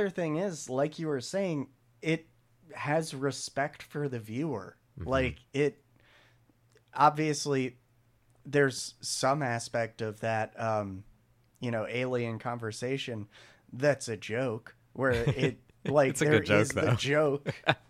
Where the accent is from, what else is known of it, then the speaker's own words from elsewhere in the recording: United States; we're American.